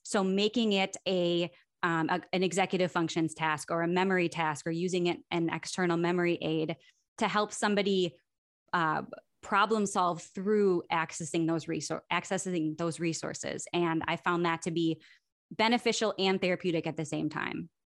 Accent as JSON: {"language": "English", "town": "Milwaukee", "region": "Wisconsin", "country": "United States", "said": "I am from Milwaukee originally, Milwaukee, Wisconsin"}